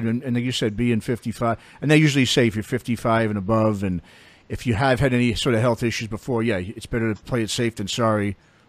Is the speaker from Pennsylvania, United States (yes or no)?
no; New York City, New York, United States; now in San Francisco Bay Area, United States; I'm originally from New York. I grew up, you know, Queens, but I live up in the Bay Area right outside of San Francisco, you know, right. Basically in San Francisco, right outside of Oakland.